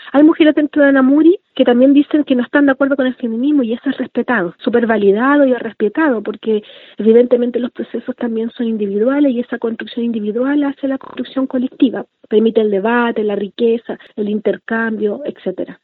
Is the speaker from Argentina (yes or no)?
no; Santiago, Santiago Metropolitan Region, Chile; como niña mapuche nací acá en Santiago, crecí en Santiago